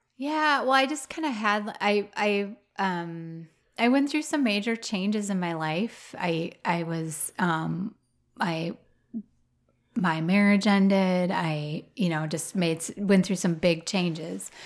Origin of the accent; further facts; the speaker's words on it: Roseville, Minnesota, United States; now in Wisconsin, United States; I grew up in Roseville, which is a suburb of Saint Paul